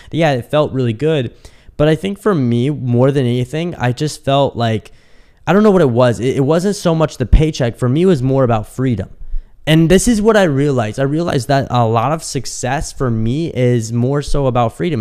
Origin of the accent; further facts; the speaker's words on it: Kansas City, United States; moved away as an adult; also born or lived in Dallas; now in Miami, United States; when I moved out of my parents' house, I moved from Kansas City to Dallas.